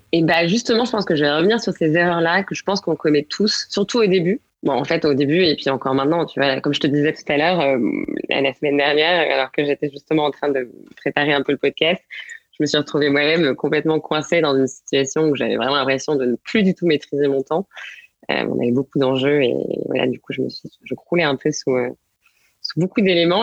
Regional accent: Angers, Pays de la Loire, France; moved away as an adult; also born or lived in Paris / England; je suis j'ai né et grandi à Angers, où je suis d'ailleurs actuellement.

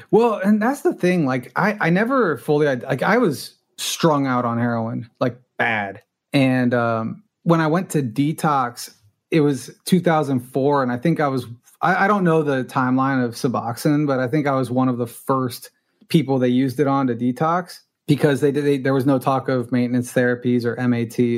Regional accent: Los Angeles, California, United States; first language Spanish; English is a second language; I grew up in Los Angeles. I'm a rare native Angeleno

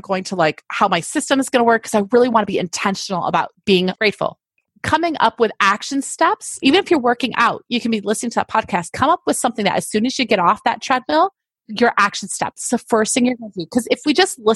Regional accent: Fulton, New York, United States; I grew up in upstate New York

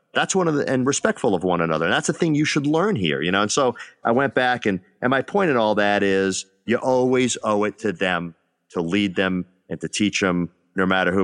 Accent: Northeast, United States; moved away; I'm from the Northeast

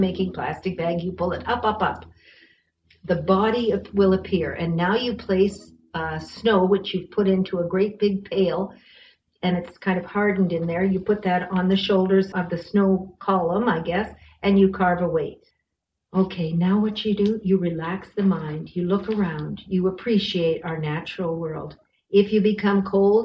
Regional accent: Bracebridge, Ontario, Canada; now in Winnipeg, Canada; I'm from Ontario. I'm from Muskoka, and I came from a very friendly, wonderful community there called Bracebridge

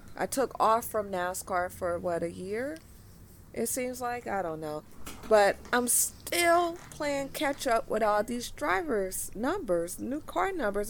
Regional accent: Los Angeles, California, United States; I'm from Los Angeles

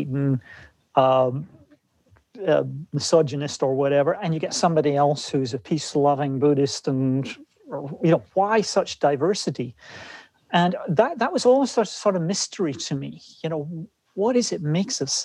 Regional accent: Scotland, United Kingdom; moved away as an adult; now in West Coast, United States; growing up in Scotland

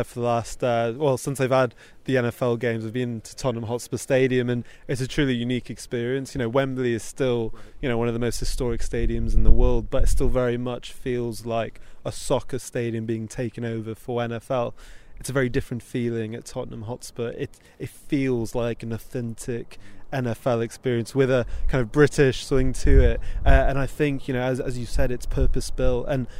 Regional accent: Texas, United States; born there; Yeah, so I was actually born in Texas. I know you can't hear it in my accent anymore, but my parents were season ticket holders of the Cowboys in the 80s and 90s

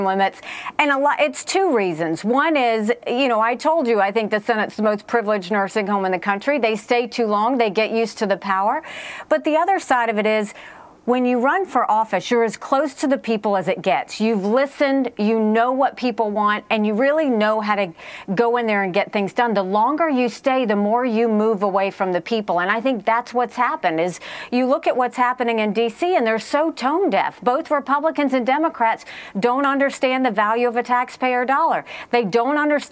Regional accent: South Carolina, United States; I grew up, we were the only Indian family in a small, rural, southern town in South Carolina

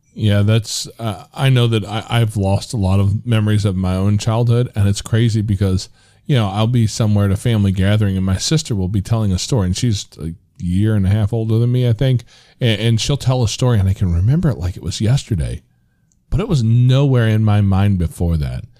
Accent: United States; as American males

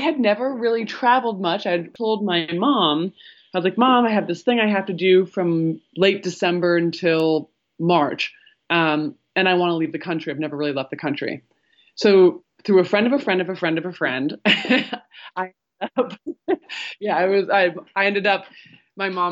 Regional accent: central Vermont, United States; moved away as an adult; now in New York City, United States; I escaped to my hometown in central Vermont, where isolation has always been a way of life.

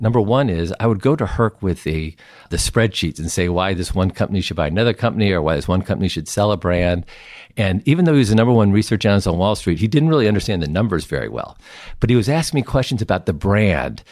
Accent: Summit, New Jersey, United States; also born or lived in St. Louis, Missouri; I grew up in Saint Louis and Summit, New Jersey

